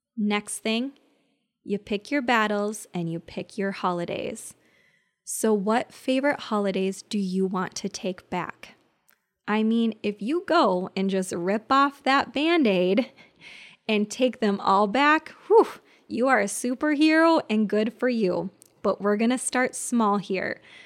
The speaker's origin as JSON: {"language": "English", "region": "Minnesota", "country": "United States", "said": "I am from Minnesota"}